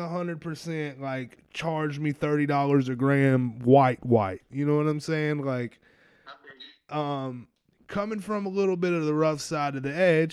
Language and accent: English; South Carolina, United States; I'm from South Carolina